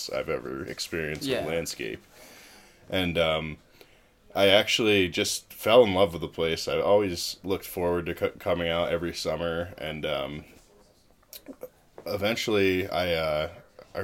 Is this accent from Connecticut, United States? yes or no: yes; Connecticut, United States; moved away as an adult; now in Santa Fe, United States; I'm from Connecticut for the record. Born and raised and spent most of my time there